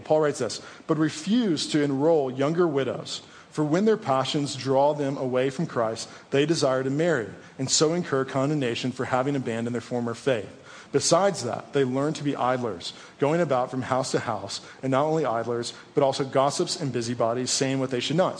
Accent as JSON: {"language": "English", "region": "East Coast", "country": "United States", "tie": "born or raised there", "moved": "yes", "said": "Even though I was born on the East Coast, my family is here."}